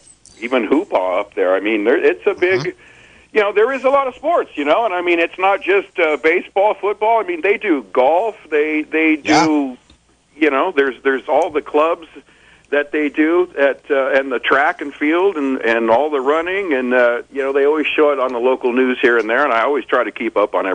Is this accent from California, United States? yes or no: yes; San Francisco Bay Area, California, United States; I'm 65 years old, and I grew up in the Bay Area.